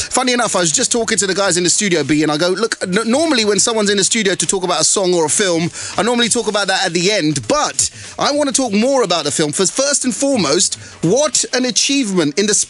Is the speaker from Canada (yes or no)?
no; Harrow, London, United Kingdom; also born or lived in Southall; our hometown of Southall, although I grew up in Harrow